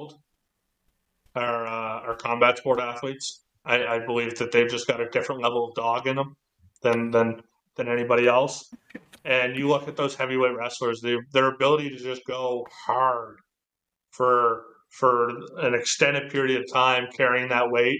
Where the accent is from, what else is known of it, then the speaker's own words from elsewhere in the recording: Halifax, Nova Scotia, Canada; moved away as an adult; now in Sweden; where I grew up in Halifax